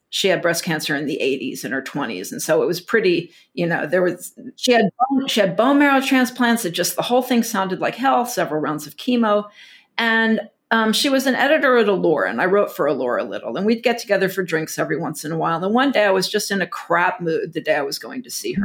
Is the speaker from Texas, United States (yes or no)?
yes; Texas, United States; growing up in Texas